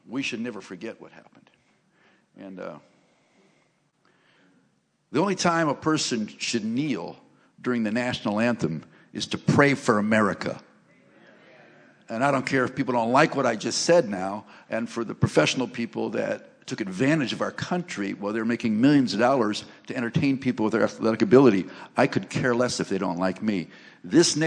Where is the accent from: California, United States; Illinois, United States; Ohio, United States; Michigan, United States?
Ohio, United States; Cleveland; I grew up in Cleveland, Ohio